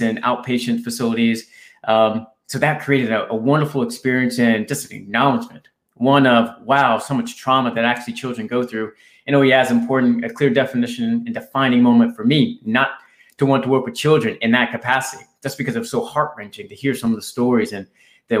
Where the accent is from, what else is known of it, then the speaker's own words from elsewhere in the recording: right outside Washington D.C., Virginia, United States; I grew up in in Virginia, right outside Washington D.C. Uh, here in the U.S.